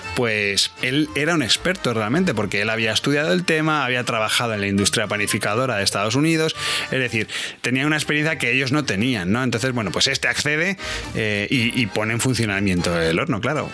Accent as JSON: {"language": "Spanish", "country": "Spain", "said": "como español"}